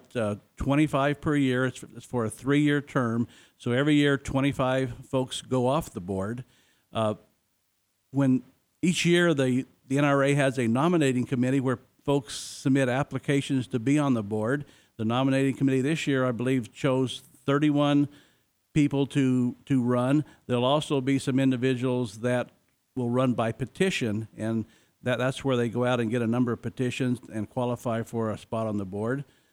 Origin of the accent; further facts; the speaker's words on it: Jerome, Arizona, United States; I grew up in Arizona in a small town, went to high school in Jerome, Arizona